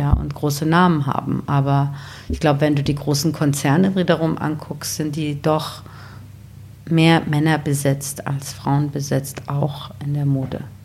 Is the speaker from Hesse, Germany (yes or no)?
yes; Wiesbaden, Hesse, Germany; also born or lived in Iran / Bad Homburg; now in Berlin, Germany; ich bin in Wiesbaden aufgewachsen